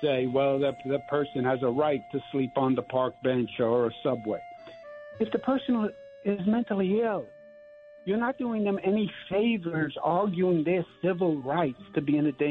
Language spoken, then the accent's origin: English; New York, United States; I'm from New York.